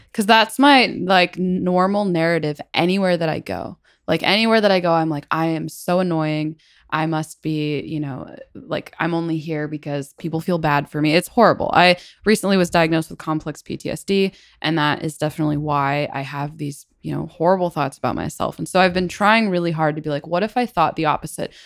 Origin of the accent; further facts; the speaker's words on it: Battle Ground, Washington, United States; I am from a town called Battleground, Washington